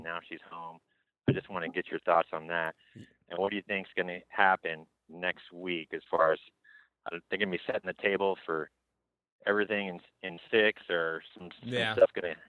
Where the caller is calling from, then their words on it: California, United States; Phil, …, from out here in California, brother.